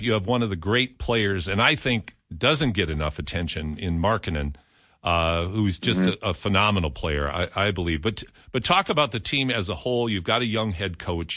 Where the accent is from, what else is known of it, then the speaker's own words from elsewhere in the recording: United States; moved away as an adult; also born or lived in Edmonton, Alberta, Canada; now in Canada; I'm an American. I've lived in Canada since 1986